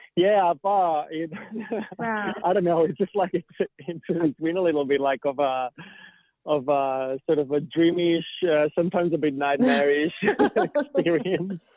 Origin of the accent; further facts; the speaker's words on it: near Barcelona, Catalonia, Spain; moved away as an adult; now in Australia; I grew up in Spain, right? Like I've I've uh, I've been in Australia for about eight years, and I grew up in um, in Catalonia mm-hmm. and near Barcelona